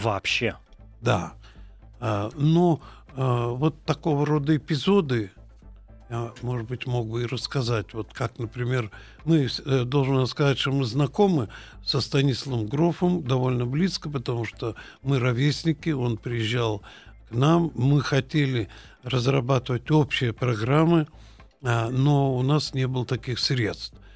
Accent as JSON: {"language": "Russian", "town": "Ulan-Ude", "region": "Buryatia", "country": "Russia", "tie": "born or raised there", "said": "Я родился в Улан-Удэ"}